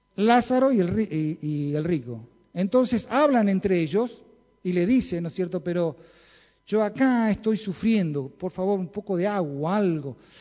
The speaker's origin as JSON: {"language": "Spanish", "region": "Chaco", "country": "Argentina", "tie": "born or raised there", "said": "Yo nací en el Chaco"}